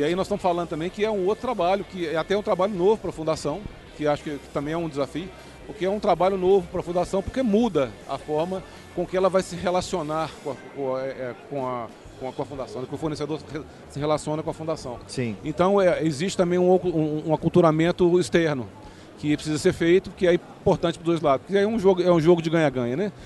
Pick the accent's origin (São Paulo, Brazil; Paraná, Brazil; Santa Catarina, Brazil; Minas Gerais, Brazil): Minas Gerais, Brazil; como bom mineiro